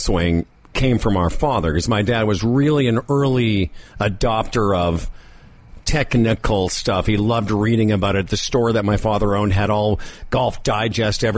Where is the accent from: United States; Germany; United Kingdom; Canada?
Canada; Moose Jaw, Saskatchewan; We grew up in Moose Jaw, Saskatchewan.